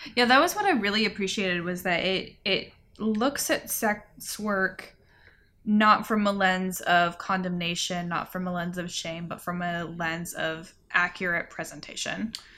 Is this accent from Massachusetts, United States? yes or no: no; California, United States; now in Asheville, United States; growing up in California